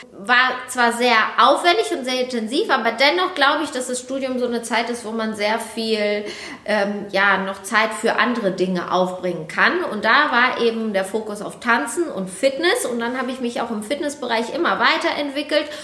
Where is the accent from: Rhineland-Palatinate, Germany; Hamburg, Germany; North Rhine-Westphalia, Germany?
North Rhine-Westphalia, Germany; Bielefeld; now in Düsseldorf, Germany; ursprünglich komme ich eben aus Bielefeld. Ja, und mittlerweile bin ich hier in Düsseldorf